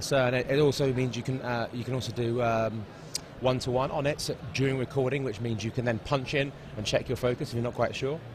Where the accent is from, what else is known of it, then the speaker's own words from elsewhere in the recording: London, United Kingdom; I'm from London, and I am a cinematographer